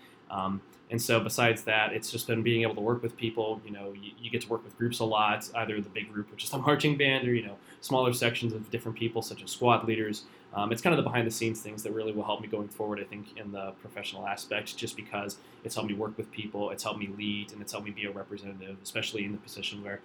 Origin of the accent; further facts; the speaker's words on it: Warren, Ohio, United States; My hometown's Warren, Ohio